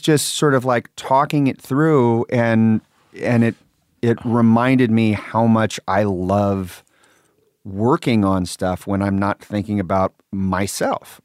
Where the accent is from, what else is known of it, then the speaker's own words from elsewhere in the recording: Sacramento, California, United States; I grew up in Sacramento